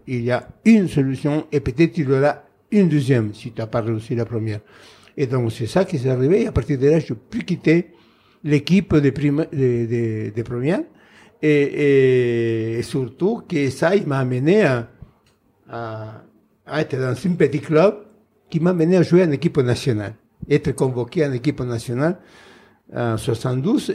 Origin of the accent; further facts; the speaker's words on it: Buenos Aires, Argentina; French is a second language; moved away as an adult; also born or lived in Saint-Étienne, France; je suis né à Buenos Aires dans une famille très nombreuse